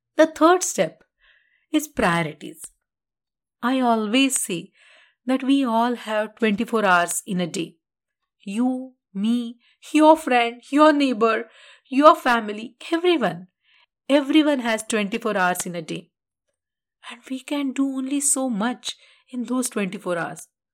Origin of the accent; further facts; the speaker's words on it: India; being an Indian